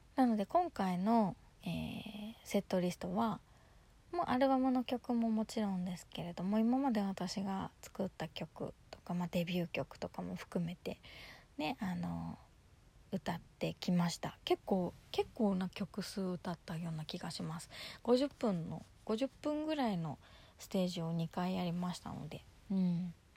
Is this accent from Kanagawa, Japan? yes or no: yes; Yokohama, Kanagawa, Japan; 地元横浜でのライブ